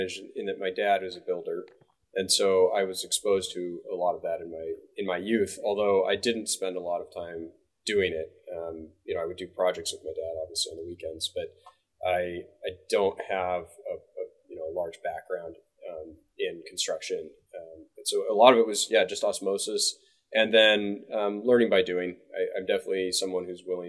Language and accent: English; Bainbridge Island, Washington, United States; Eagle Harbor, Bainbridge Island, Washington, which is where I grew up on Bainbridge Island